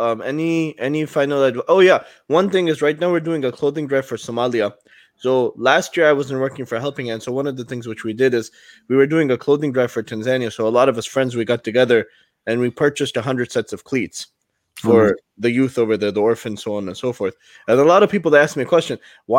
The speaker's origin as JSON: {"language": "English", "country": "Pakistan", "said": "You're from Puerto Rico. We're from Pakistan, stuff like that."}